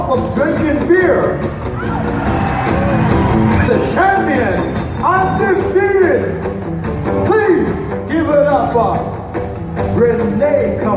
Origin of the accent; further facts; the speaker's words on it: Compton, California, United States; also born or lived in San Diego; That's where I'm from. I was raised in Compton, but I was born in San Diego.